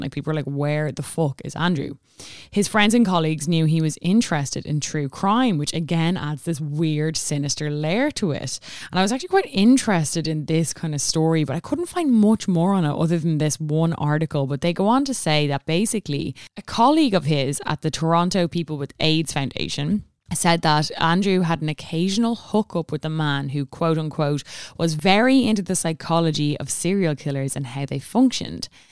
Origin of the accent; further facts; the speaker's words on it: Ireland; we all know in Ireland we celebrate Saint Stephen's Day